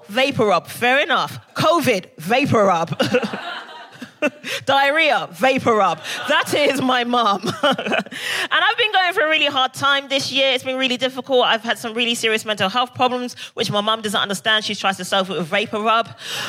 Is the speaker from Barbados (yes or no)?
yes; Barbados; I think I love to party because I'm originally from Barbados.